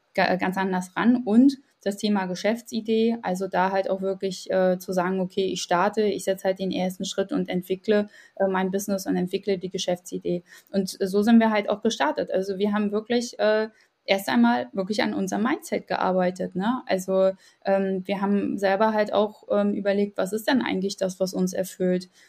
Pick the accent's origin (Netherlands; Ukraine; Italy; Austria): Ukraine; now in Germany; ich selbst komme aus der Ukraine